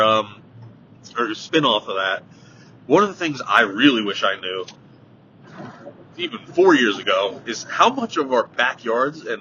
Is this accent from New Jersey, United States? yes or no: yes; New Jersey, United States; I grew up in New Jersey, not Louisiana